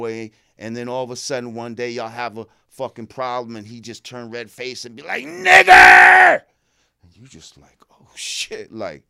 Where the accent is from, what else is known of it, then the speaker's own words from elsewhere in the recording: New Rochelle, New York, United States; also born or lived in Bronx; Born in the Bronx, grew up in New Rochelle in Westchester.